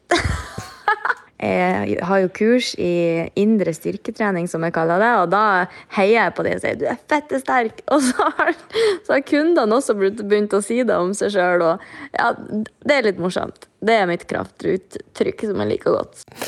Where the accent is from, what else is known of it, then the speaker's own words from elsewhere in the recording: Mosjøen, Nordland, Norway; accent: Mosjøen dialect; det er nå den dialekta jeg har lært å snakke da jeg lærte å prate.